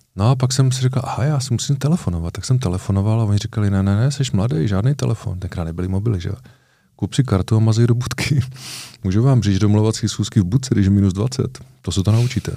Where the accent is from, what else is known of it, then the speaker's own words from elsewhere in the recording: Moravia, Czechia; u nás na Moravě